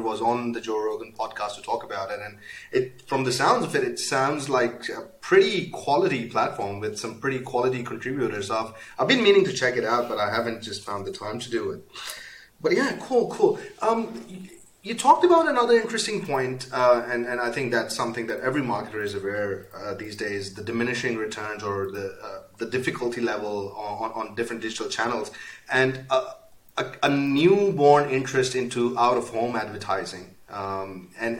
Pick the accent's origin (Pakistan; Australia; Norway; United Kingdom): Pakistan; moved away; I'm originally from Pakistan, and when I came here, I started my business